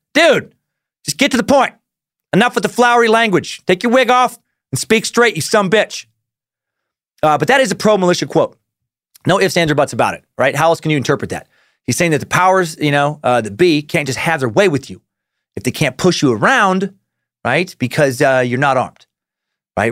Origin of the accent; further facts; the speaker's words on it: Riggins, Idaho, United States; I grew up in Riggins